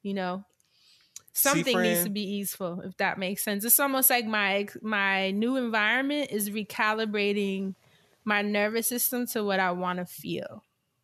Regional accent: New York City, New York, United States; growing up in New York

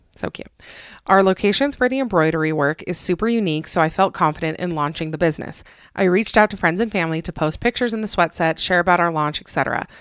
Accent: Utah, United States; also born or lived in Atlanta, Georgia; I'm mostly from Utah. My slang is mostly from Utah

